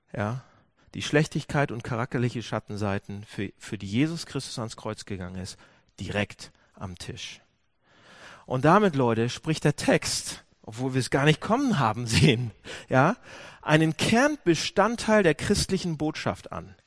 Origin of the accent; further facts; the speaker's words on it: Hamburg, Germany; Wir sind, wir sind Hamburger